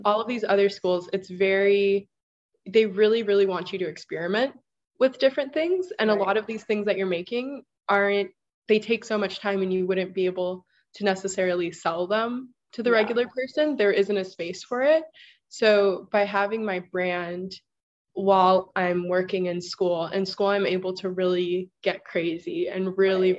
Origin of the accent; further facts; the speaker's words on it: Kahuku, Hawaii, United States; moved away as an adult; also born or lived in Rhode Island; I'm from Kahuku, Hawaii. That's on the North Shore of Oahu